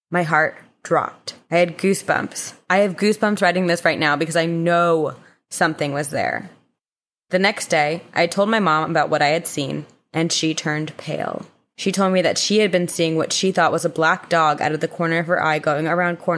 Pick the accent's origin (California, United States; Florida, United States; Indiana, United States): Florida, United States; St. Augustine; I'm 21 and I'm from St. Augustine, Florida, where uh, infamously Corinne's pirate boyfriend Andrew is from.